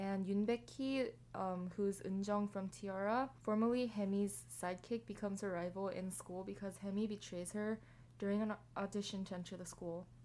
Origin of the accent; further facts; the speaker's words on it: Los Angeles, California, United States; also born or lived in Texas; for me, I was born in America, in LA, in California. I've lived in America for 22 years now.